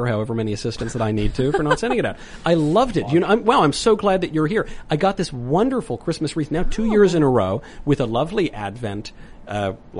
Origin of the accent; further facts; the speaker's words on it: New York, United States; I grew up in New York